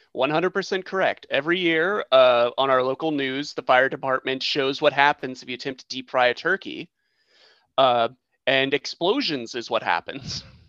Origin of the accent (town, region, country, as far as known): United States